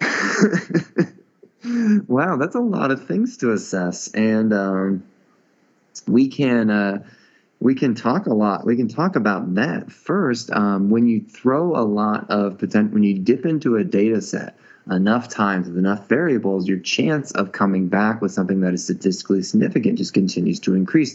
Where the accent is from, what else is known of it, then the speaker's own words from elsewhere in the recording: Indiana, United States; I was brought up in Indiana with very few difficult names to pronounce